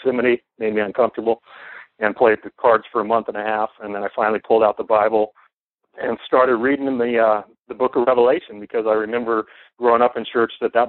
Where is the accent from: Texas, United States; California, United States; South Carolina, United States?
California, United States; Southern; I grew up in Southern California